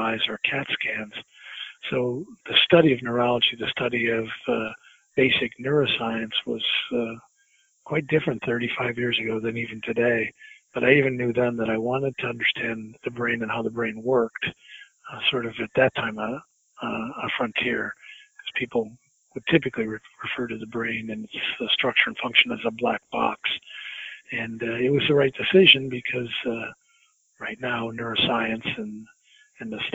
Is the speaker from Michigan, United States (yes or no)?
no; Illinois, United States; When I was growing up, I wanted to be a professional athlete, like a lot of young boys growing up in Illinois